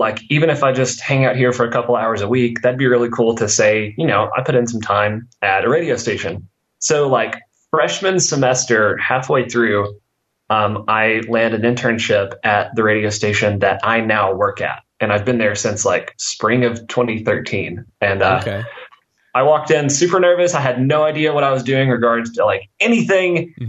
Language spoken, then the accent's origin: English; Pocahontas, Arkansas, United States; So I grew up in Northeast Arkansas, specifically a town called Cocahontas, which is like 6,000 people. And while I was there, I mostly was, I was homeschooled.